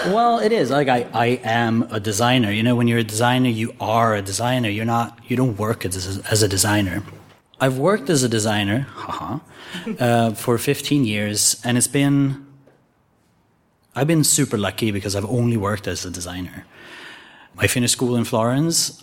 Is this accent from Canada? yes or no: no; Sweden; I was born in Sweden